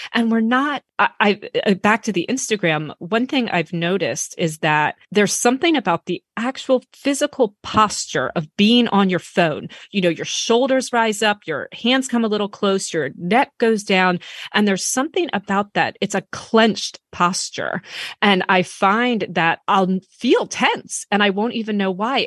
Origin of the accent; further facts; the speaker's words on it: United States; I'm American